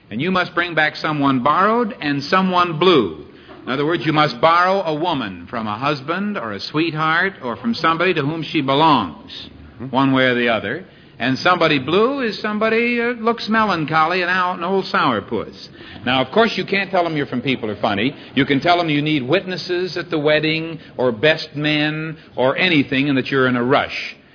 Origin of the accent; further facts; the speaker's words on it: Syracuse, New York, United States; Syracuse, New York.